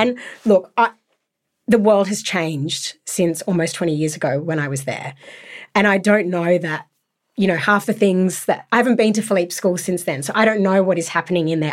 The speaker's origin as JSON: {"language": "English", "town": "Sydney", "region": "New South Wales", "country": "Australia", "tie": "born or raised there", "said": "I was brought up in Sydney for most of my life"}